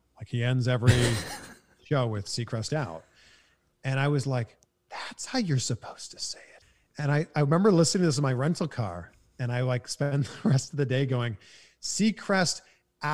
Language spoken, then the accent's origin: English; Canada; accent: Canadian; now in California, United States; So I'm happy being a Canadian that lives in California.